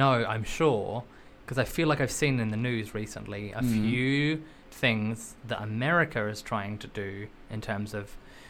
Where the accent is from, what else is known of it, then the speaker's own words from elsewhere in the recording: Australia; now in United Kingdom; I'm Australian, but I also live in the UK.